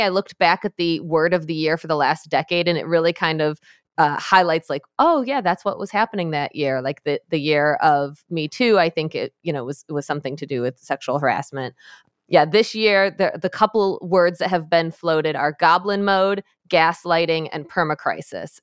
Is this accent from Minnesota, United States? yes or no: no; Michigan, United States; in my home state of Michigan, where I am